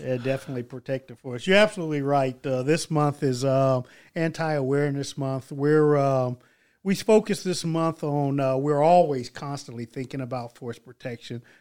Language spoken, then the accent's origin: English; Stuttgart, Baden-Württemberg, Germany; moved away; I'm coming from Stuttgart, Germany